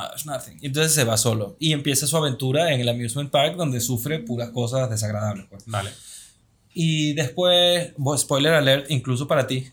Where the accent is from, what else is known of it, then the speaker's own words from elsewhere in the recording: Venezuela; moved away; also born or lived in Lisbon; y soy venezolano